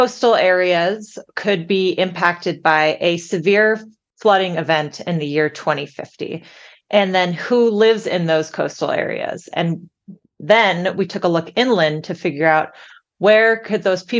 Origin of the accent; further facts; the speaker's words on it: San Francisco, California, United States; I grew up in San Francisco